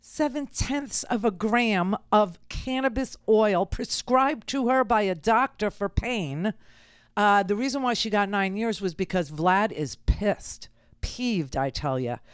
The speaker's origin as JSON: {"language": "English", "town": "New York City", "region": "New York", "country": "United States", "tie": "born or raised there", "said": "I grew up in Queens"}